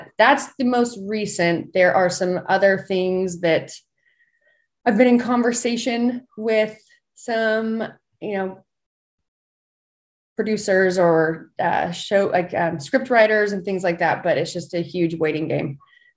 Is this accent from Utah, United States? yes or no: yes; Southern Utah, United States; I am from Southern Utah